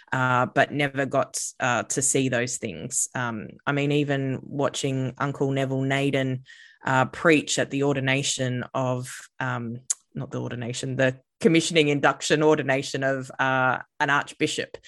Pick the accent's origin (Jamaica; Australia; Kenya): Australia; Redcliffe, Queensland; grew up on Gubby Gubby country, uh, and I've lived most of my life on Gubby Gubby country, which most people probably know as, like, the Sunshine Coast area of these lands now called Queensland.